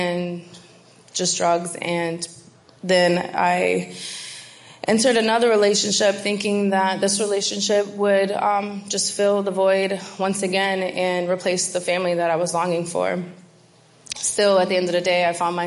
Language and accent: English; Binghamton, New York, United States; I'm from Binghamton, New York